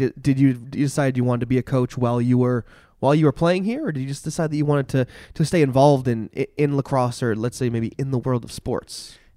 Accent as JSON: {"language": "English", "town": "Barre", "region": "Vermont", "country": "United States", "said": "I'm from Barrie"}